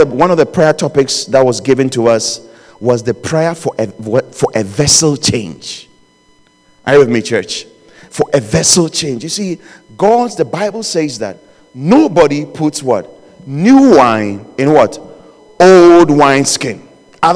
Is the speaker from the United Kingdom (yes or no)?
no; Ghana; where I was born in Ghana, we used to have chickens